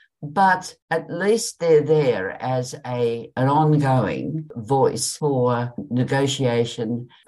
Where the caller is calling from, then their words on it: Richmond, Tasmania, Australia; I'm ringing in from Richmond, Tasmania, Tongalonga country.